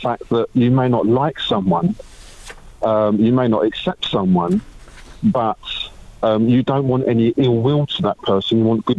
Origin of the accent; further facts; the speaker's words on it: United Kingdom; I'm British